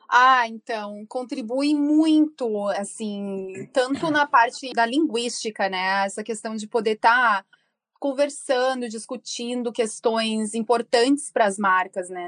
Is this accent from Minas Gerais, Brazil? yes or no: no; Rio Grande do Sul, Brazil; moved away as an adult; now in United States; Eu sou gaúcha, morando nos Estados Unidos há mais de 14 anos.